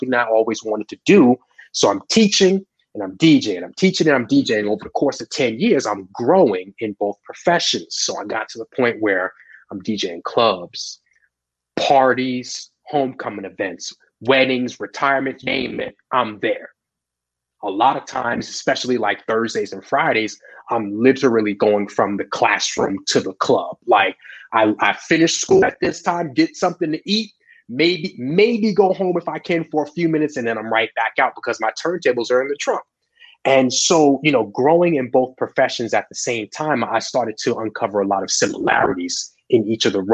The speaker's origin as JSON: {"language": "English", "area": "Long Island", "region": "New York", "country": "United States", "tie": "born or raised there", "said": "I grew up on Long Island"}